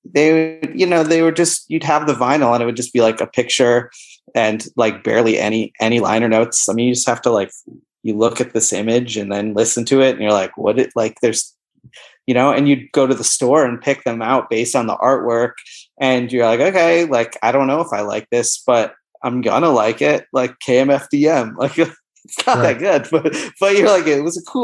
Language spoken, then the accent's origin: English; Buffalo, New York, United States; moved away as an adult; also born or lived in Boston, Massachusetts; now in Vermont, United States; I grew up in Buffalo, but I haven't lived there since I was 18